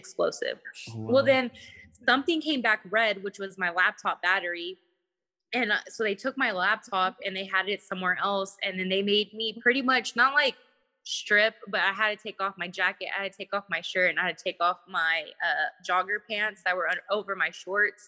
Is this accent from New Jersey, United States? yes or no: no; Texas, United States; I'm from Texas